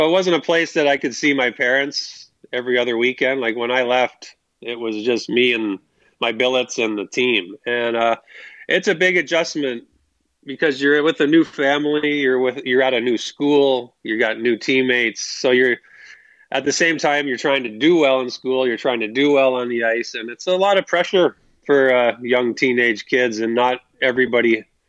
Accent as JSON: {"language": "English", "town": "Kitchener", "region": "Ontario", "country": "Canada", "tie": "born or raised there", "said": "I grew up in Kitchener, Ontario"}